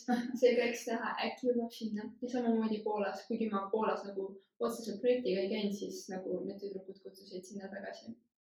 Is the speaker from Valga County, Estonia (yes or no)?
yes; Valga County, Estonia; tulen Valgamaalt